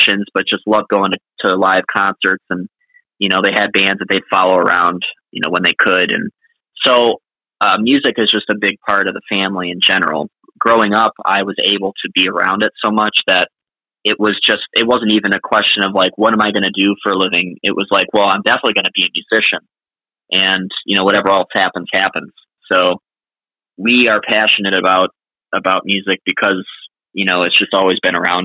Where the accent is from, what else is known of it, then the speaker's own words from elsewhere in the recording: Clearwater, Florida, United States; also born or lived in Boston / Nashville; going to fish with my dad on the pier in Clearwater where I grew up